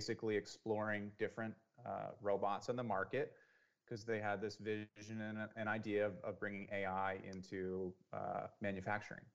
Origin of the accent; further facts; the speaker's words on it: Santa Cruz, California, United States; also born or lived in Silicon Valley, California; I grew up in Santa Cruz, and then I moved into Silicon Valley for, you know, 5 or 6 years